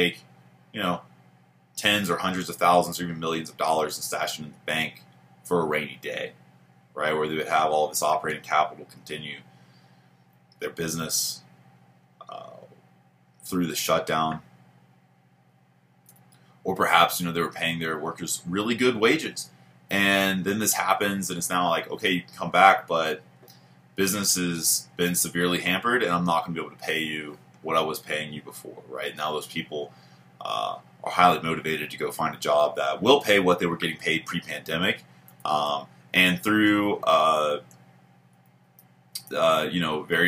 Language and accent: English; United States; being an American